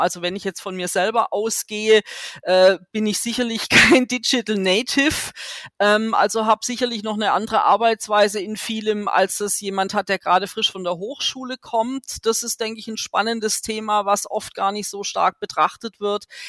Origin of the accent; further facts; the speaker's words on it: Germany; als Deutsche